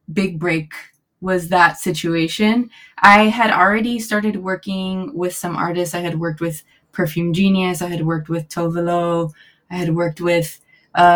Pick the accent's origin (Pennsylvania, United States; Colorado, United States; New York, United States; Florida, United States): Florida, United States; Miami; moved away as an adult; also born or lived in Gainesville, Florida; now in Los Angeles, United States; growing up in Miami